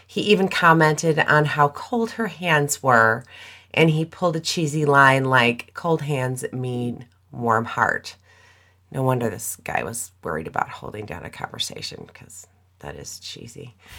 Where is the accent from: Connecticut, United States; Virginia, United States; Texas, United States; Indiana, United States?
Indiana, United States; the Indiana side of Chicago, United States; I grew up on the Indiana side of Chicago